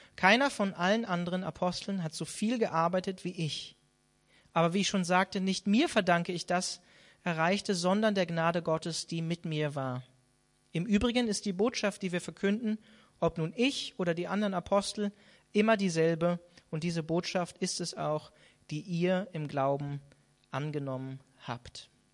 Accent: Hanover, Lower Saxony, Germany; moved away; in meiner alten Heimat oder in der Nähe von meiner alten Heimat in Hannover

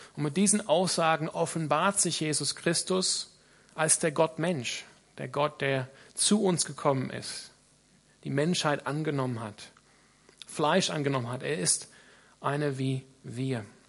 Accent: Australia; now in Freiburg, Germany; ich komme aus Australien

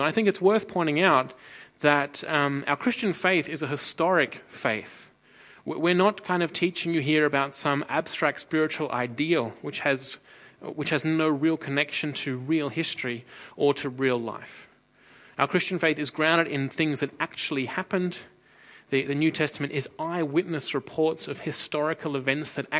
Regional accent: Australia; now in Freiburg, Germany; I'm originally from Australia

